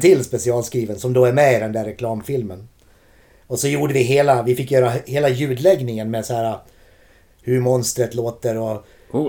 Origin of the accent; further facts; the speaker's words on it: Borlänge, Dalarna County, Sweden; moved away as an adult; also born or lived in Gothenburg; Vi har inte bott där på 30 år vilket gör att de faktiskt gillar oss i hemstaden